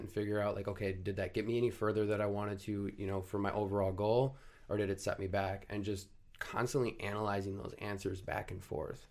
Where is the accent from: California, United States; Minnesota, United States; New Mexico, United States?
Minnesota, United States; Rogers; I grew up in Rogers, Minnesota, went to high school there